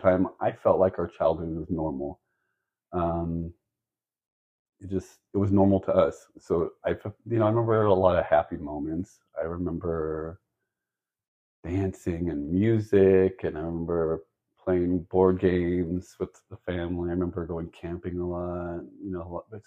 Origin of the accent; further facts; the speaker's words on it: Central California, United States; we grew up in Central California